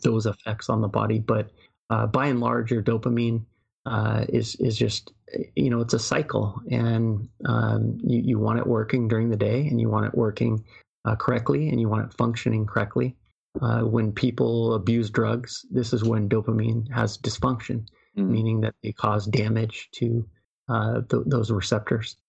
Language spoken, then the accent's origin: English; United States; I'm American